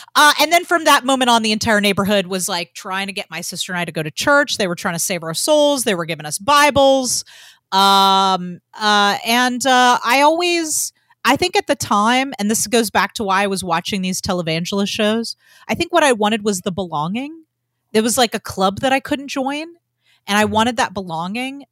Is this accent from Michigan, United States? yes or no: no; Georgia, United States; I grew up in Georgia and everybody went to church